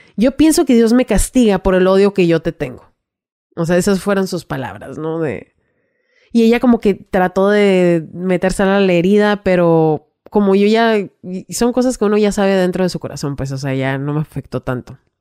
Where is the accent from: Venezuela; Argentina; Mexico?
Mexico; Ensenada, Baja California; also born or lived in Mexicali; Me llevan en Senada de nuevo, que es de donde yo soy